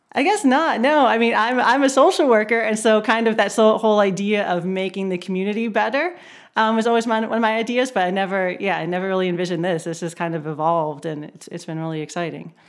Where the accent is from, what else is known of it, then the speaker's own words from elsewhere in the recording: Erie, Pennsylvania, United States; moved away as an adult; now in Baltimore, United States; I'm not originally from Baltimore. I grew up in Erie, Pennsylvania